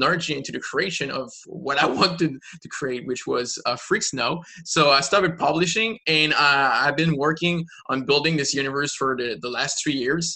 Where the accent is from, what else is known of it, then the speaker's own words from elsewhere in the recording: Quebec, Canada; I'm from Quebec, the French part of Canada.